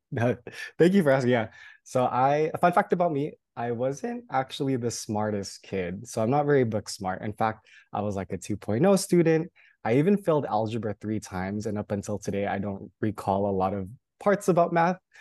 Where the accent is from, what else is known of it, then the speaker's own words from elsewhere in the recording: Union City, California, United States; moved away as an adult; also born or lived in Hawaii; I did grow up in California, specifically in the Bay Area, in a small suburb city called Union City